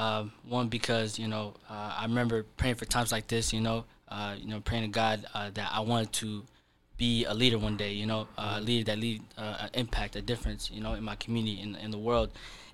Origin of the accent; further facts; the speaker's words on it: Nairobi, Kenya; born there; So I was born in Nairobi in a refugee camp.